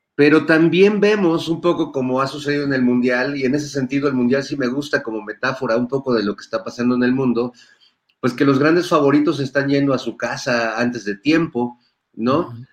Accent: Mexico; de nosotros como, como pueblo mexicano

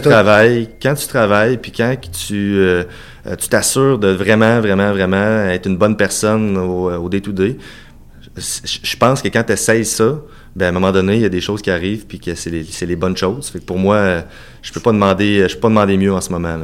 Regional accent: Cap-Saint-Ignace, Quebec, Canada; also born or lived in Saint-Jean-Chrysostome, Lévis; je suis né à Cap-Saint-Ignace, tout près de Montmagny

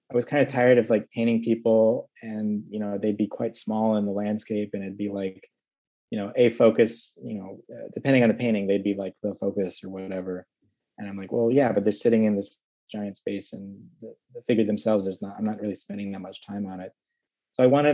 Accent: Midwest, United States; growing up in the Midwest

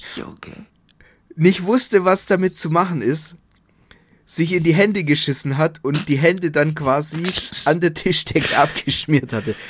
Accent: Southern Germany, Germany; Bei uns in Süddeutschland

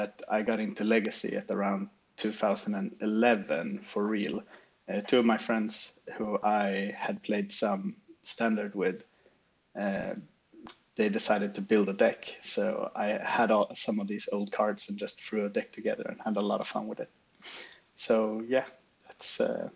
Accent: Uppsala, Uppsala County, Sweden; moved away as an adult; now in Stockholm, Sweden; I'm born and raised in Uppsala, Sweden, but I've lived in Stockholm here now for around 10 years.

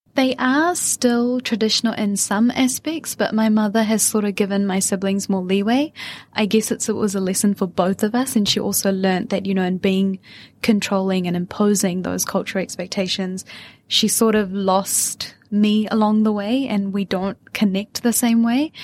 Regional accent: Auckland, New Zealand; accent: Kiwi; also born or lived in Wellington, New Zealand; I was born and raised in New Zealand, but my parents come from West India

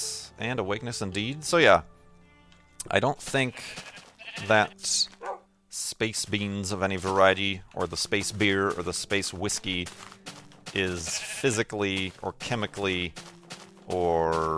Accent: Chicago, Illinois, United States; as a Chicagoan

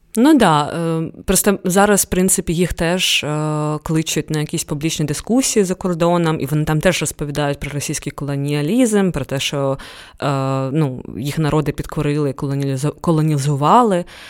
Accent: Ukraine; в мене обидва батьки з Дагестану, і я виросла, народилася в Україні

